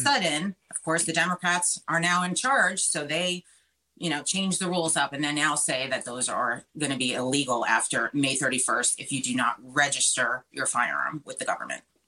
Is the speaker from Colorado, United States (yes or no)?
no; Long Island, New York, United States; now in Florida, United States; I grew up in Long Island. That's where I'm from.